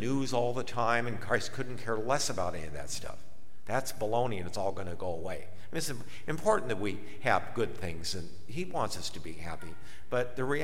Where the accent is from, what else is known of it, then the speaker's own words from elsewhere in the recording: Akron, Ohio, United States; I'm from Akron